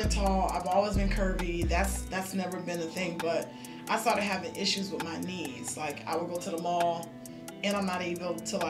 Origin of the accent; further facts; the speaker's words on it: Miami, Florida, United States; Yeah, born and raised in Miami. Attended Miami Central Senior High School, home of the Rockets.